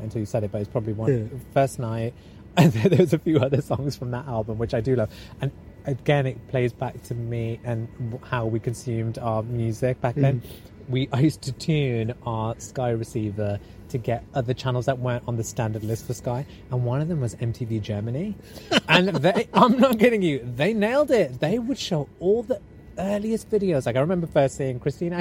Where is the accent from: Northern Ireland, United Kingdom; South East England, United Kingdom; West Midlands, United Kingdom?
West Midlands, United Kingdom; Wolverhampton; I grew up in Heath Town